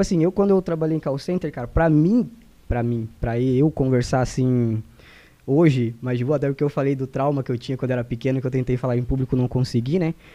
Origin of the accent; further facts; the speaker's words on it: Mato Grosso, Brazil; moved away; also born or lived in Santa Catarina; eu saí lá do Mato Grosso